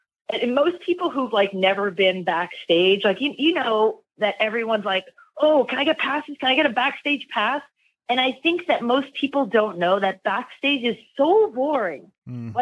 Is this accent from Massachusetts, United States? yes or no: no; New York, United States; I grew up in New York